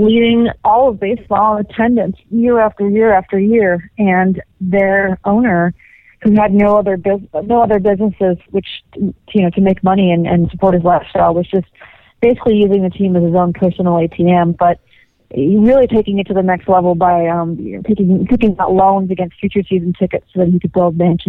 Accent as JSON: {"language": "English", "town": "Los Angeles", "region": "California", "country": "United States", "tie": "born or raised there", "said": "I grew up in Los Angeles"}